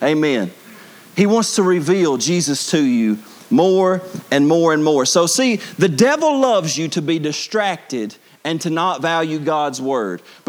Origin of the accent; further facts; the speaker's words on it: Bible Belt, Southern United States, United States; we grew up in the Bible Belt